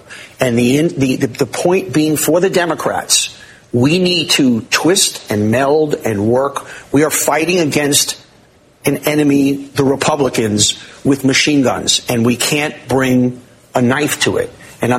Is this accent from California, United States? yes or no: no; New York City, New York, United States; I grew up in Queens.